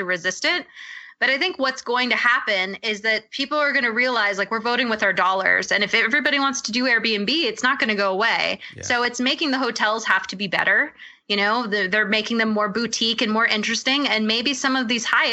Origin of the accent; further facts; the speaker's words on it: Maui, Hawaii, United States; I'm actually from Hawaii. So I'm from Maui